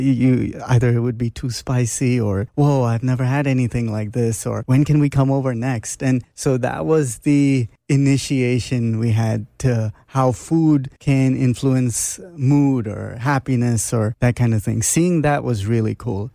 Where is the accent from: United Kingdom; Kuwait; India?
India; Mumbai, Maharashtra; moved away; also born or lived in Toronto, Canada; I grew up in Bombay, India, although I was born in Toronto, Canada, but At age three, I was in Bombay